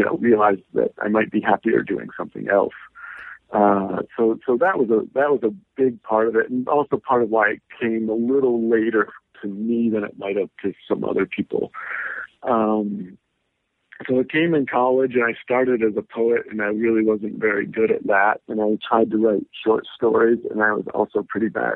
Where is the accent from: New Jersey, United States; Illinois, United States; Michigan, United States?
Michigan, United States; Lansing; I grew up in Lansing, Michigan.